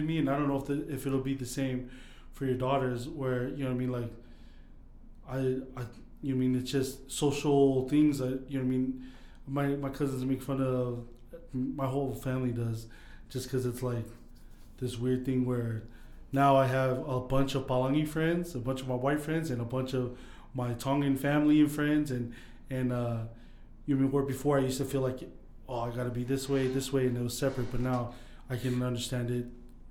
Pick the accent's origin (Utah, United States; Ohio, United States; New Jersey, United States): Utah, United States; Sandy; I grew up here in Utah